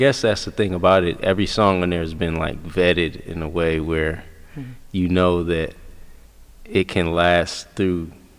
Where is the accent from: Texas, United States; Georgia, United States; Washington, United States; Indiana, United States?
Washington, United States; Seattle; moved away as an adult; now in New York, United States; I'm from Seattle.